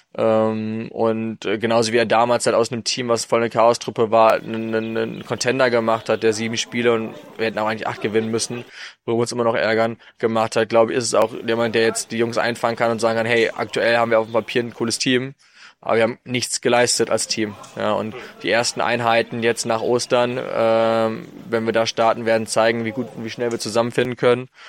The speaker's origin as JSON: {"language": "German", "town": "Düsseldorf", "region": "North Rhine-Westphalia", "country": "Germany", "tie": "born or raised there", "said": "meine Heimatstadt ist, Düsseldorf, wo ich selber angefangen habe mit Football"}